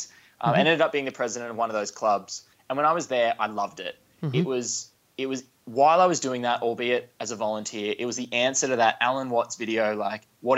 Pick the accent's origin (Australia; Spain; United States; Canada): Australia; Orange, New South Wales; also born or lived in Sydney; I grew up in a little country town called Orange in New South Wales. So I'm not originally from Victoria